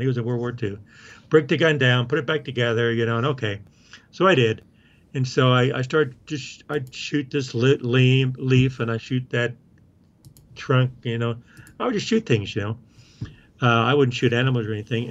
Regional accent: Oklahoma, United States; now in Colorado, United States; I grew up in Oklahoma

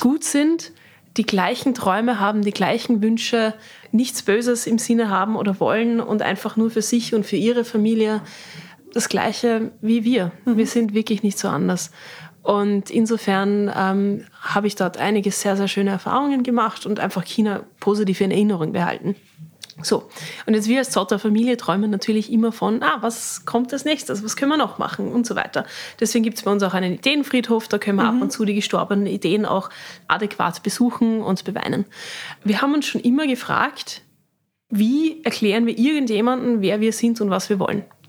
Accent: Riegersburg, Styria, Austria; Als wir dann hier die Schokoproduktion hatten in Riegersburg, haben ja meine Großeltern noch hier gewohnt. Das heißt, wir sind von der Schule gekommen, haben bei Oma und Opa Mittag gegessen

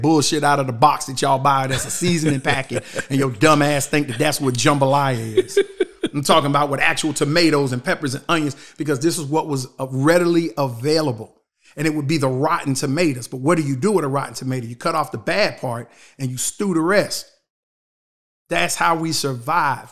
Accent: Shelby, North Carolina, United States; growing up in Shelby

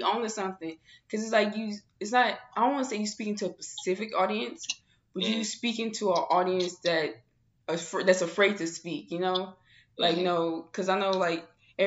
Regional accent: St. Louis, Missouri, United States; now in Arizona, United States; I'm not from here. I'm not from Arizona. You know, I'm from St. Louis

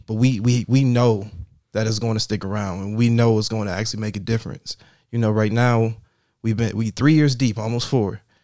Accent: Buffalo, New York, United States; I grew up in the Fillmore area

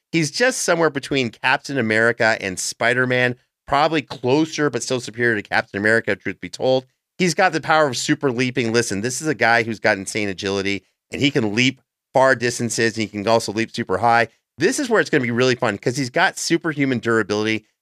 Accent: Canada; As a Canadian

